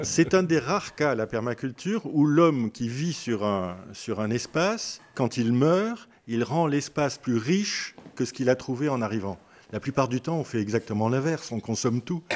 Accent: Algeria; now in France; je suis né en Algérie, fils de pieds noirs, etc., pieds noirs moi-même

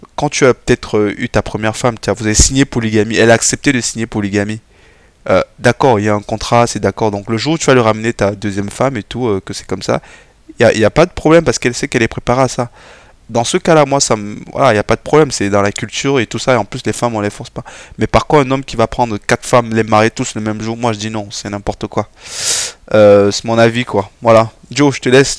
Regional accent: Cameroon; en tant que Camerounais

